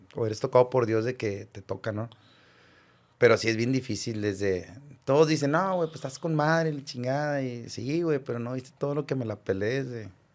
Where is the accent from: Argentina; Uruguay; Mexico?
Mexico; Monterrey, Nuevo León; yo como rayado y como regio y como de barrio